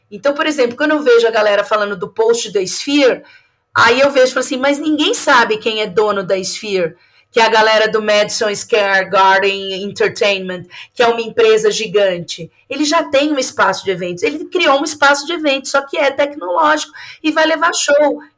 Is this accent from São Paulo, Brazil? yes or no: yes; São Paulo, Brazil; Eu sou de São Paulo